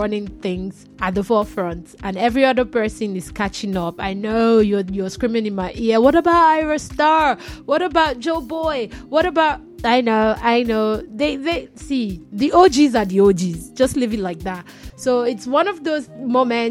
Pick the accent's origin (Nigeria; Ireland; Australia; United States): Nigeria; I'm Nigerian